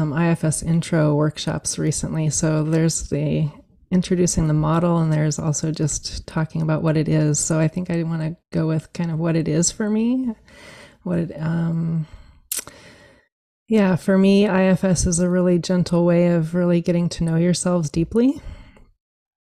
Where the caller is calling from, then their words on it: Eugene, Oregon, United States; So I'm joining you from Eugene, Oregon, and it's a grateful day to have some rain finally after many months of very drought summers. So that's where I'm joining you from.